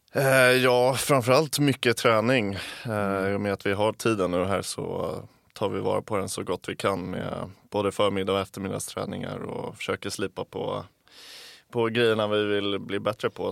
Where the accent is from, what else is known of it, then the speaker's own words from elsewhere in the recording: Älta, Stockholm County, Sweden; accent: Stockholm; moved away as an adult; now in Gothenburg, Sweden; jag är ju från Älta så det är utanför stan